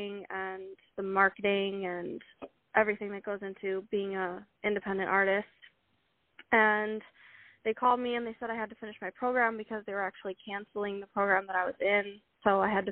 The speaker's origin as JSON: {"language": "English", "town": "Milwaukee", "region": "Wisconsin", "country": "United States", "said": "I'm from Milwaukee, Wisconsin, and I sort of always grew up in music"}